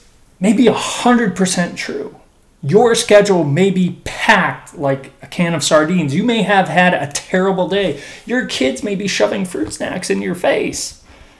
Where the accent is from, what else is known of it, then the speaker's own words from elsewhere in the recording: Chicago, Illinois, United States; growing up in Chicago